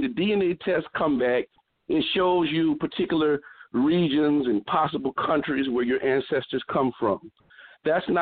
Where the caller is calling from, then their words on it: New Orleans, Louisiana, United States; I'm calling from New Orleans, Louisiana.